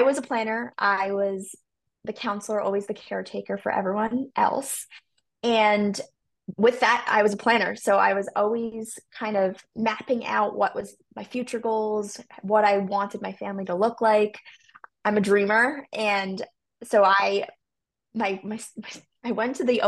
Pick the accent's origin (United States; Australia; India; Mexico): United States; New York; I'm from the New York